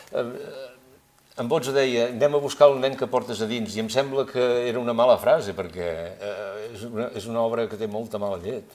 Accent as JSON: {"language": "Catalan", "town": "Girona", "region": "Catalonia", "country": "Spain", "said": "som tres amics de Girona que fa molts anys que ens coneixem"}